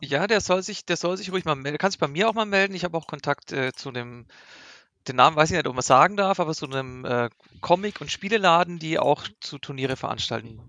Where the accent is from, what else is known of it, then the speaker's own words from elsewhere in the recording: Nuremberg, Bavaria, Germany; ich komme aus Nürnberg